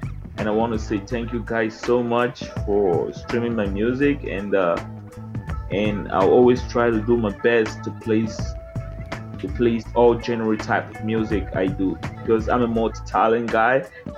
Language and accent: English; Cameroon; now in Canada; originally I'm from Cameroon